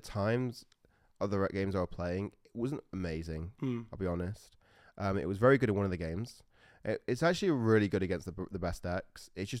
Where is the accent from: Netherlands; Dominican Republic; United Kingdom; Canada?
United Kingdom; Sheffield, Yorkshire and the Humber; That's where I grew up in Sheffield.